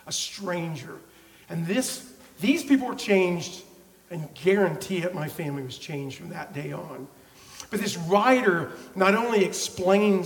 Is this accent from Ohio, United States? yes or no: no; Oklahoma, United States; I'm from Oklahoma.